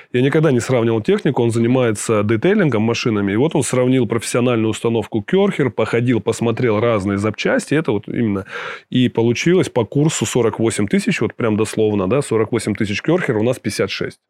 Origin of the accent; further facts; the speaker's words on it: Krasnoyarsk, Krasnoyarsk Krai, Russia; moved away as an adult; now in Montenegro; в Сибири э, прожил большую часть, я вырос в Красноярске